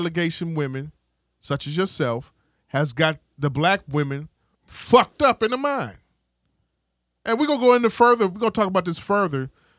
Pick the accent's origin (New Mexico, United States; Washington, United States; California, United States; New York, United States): New York, United States; I told her, she's from Philly, but I'm from New York.